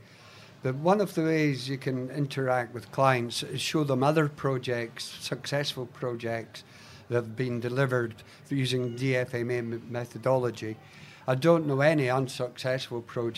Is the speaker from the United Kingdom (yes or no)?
yes; Scotland, United Kingdom; now in Australia; being Scottish, we're brought up that spiders actually saved Scotland